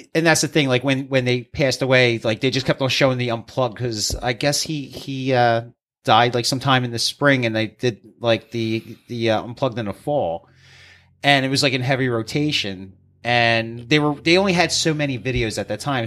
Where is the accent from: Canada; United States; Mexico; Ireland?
United States; East Coast; we're from the East